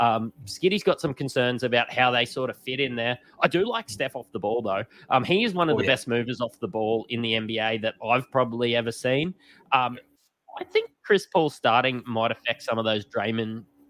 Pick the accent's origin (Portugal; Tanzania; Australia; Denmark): Australia; people know we're Australian